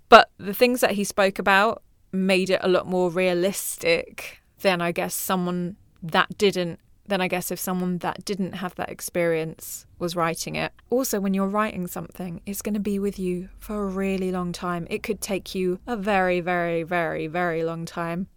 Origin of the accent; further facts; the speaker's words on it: Mauritius; I'm from Mauritius